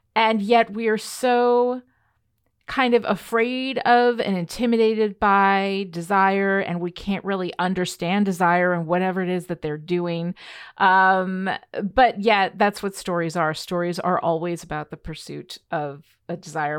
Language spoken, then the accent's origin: English; Red Hook, New York, United States; I grew up in Red Hook, which is where Bard is